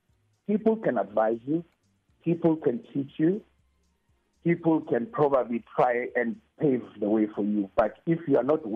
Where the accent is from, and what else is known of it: South Africa